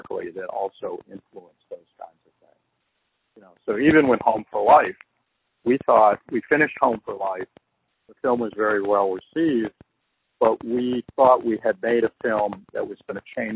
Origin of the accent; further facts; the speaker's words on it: Chicago, Illinois, United States; we're from Chicago